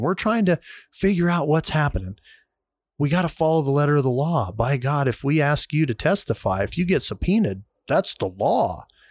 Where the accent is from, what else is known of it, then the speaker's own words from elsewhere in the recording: United States; as an American